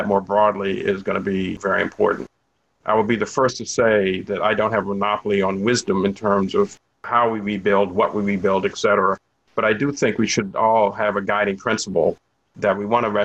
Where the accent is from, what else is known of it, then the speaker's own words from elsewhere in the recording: United States; I would not want to have been born or bred anyplace else. And I say that as an African-American